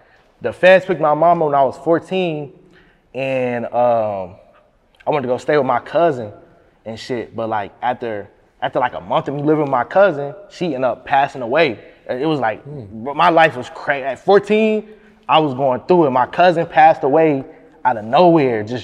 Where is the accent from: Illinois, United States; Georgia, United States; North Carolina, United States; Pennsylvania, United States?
Illinois, United States; Peoria; I'm from Peoria. So like when you tell people that, like when I'm out of town, I'm like, yeah, I'm from Peoria, Illinois